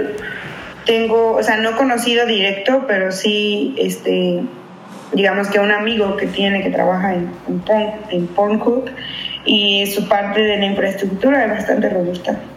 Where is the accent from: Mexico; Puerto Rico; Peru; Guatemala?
Mexico; now in United States; yo soy de México, pero viene de Estados Unidos. Y mi zona no está, está lejos de Estados Unidos